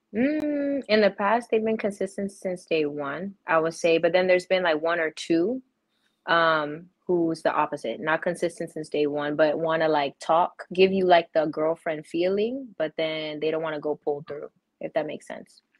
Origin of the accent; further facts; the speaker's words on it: Maryland, United States; I'm from Maryland.